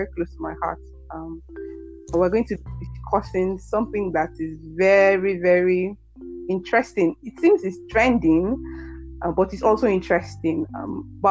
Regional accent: Nigeria; We are Nigerians

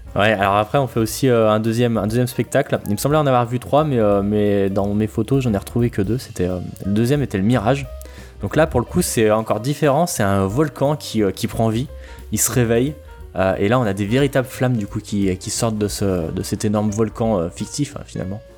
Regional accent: France; on est français, on comprend tout ce qui se passe dans son

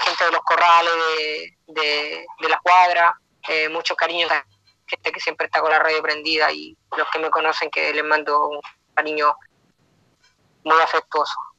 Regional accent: Chile; moved away as an adult; now in United States; es difícil estar lejos de mi tierra

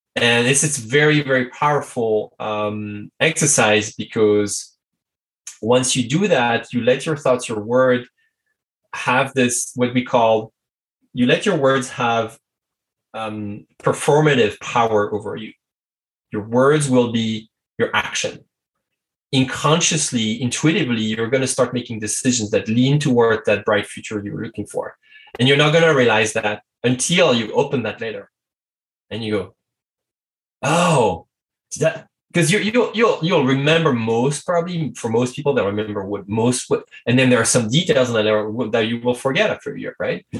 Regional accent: France; English is a second language; i'm french english is not my native language

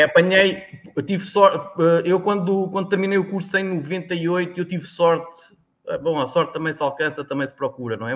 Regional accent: Tomar, Centro, Portugal; also born or lived in Sertã, Beira; now in Alentejo, Portugal; digo que sou de Tomar

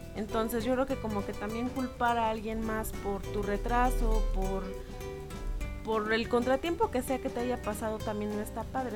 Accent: Mexico; como buen mexicano

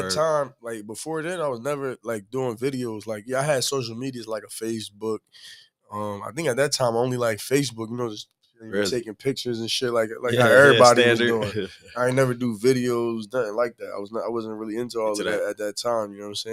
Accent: Camden, New Jersey, United States; moved away as an adult; also born or lived in Newark, New Jersey; I was born in Newark, New Jersey, but I was really raised in Camden, New Jersey.

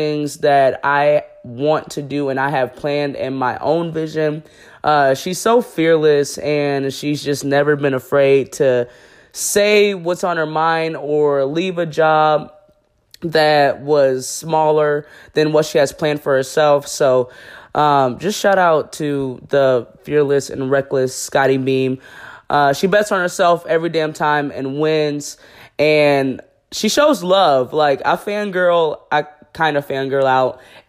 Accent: Buffalo, New York, United States; my hometown, Buffalo, New York

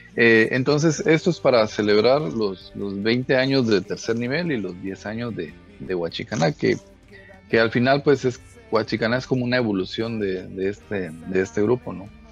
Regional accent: Puerto Barrios, Izabal, Guatemala; somos Guachicaná, somos de Puerto Barrios

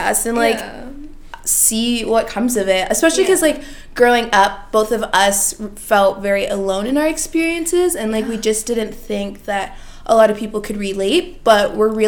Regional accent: London, Ontario, Canada; moved away as an adult; also born or lived in Toronto, Canada; now in Montreal, Canada; I was born in Toronto, moved to London, Ontario

